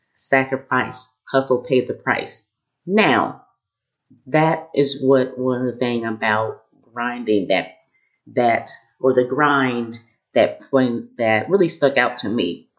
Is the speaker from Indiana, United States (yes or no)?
yes; Kokomo, Indiana, United States; the first Black woman on the school board in our town growing up in Kokomo